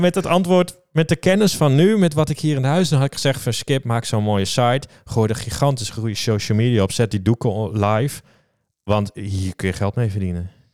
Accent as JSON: {"language": "Dutch", "town": "Leeuwarden", "region": "Friesland", "country": "Netherlands", "said": "ik kom uit Leeuwarden"}